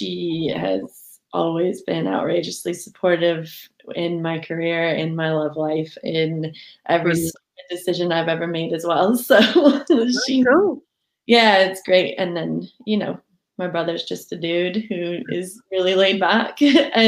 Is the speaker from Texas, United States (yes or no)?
no; Southern California, United States; moved away as an adult; now in Edinburgh, United Kingdom; I was brought up in Southern California